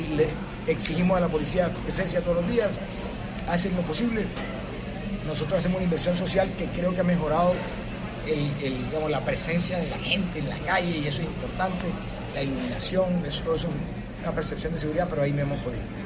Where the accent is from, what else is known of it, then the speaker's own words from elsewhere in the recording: Barranquilla, Atlántico, Colombia; aquí en el patio donde yo nací, yo me siento muy cómodo en este patio, en esta casa, es de todos, donde nacieron mis hijos, donde nací yo